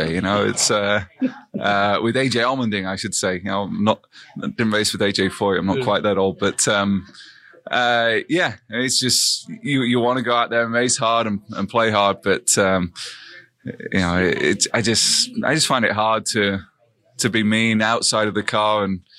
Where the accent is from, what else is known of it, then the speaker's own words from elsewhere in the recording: Sheffield, Yorkshire and the Humber, United Kingdom; moved away; I'm from Sheffield in England.